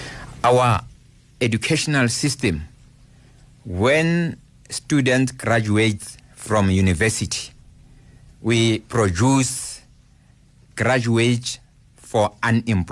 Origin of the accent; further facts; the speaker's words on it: South Africa; Where I come from Gwagwa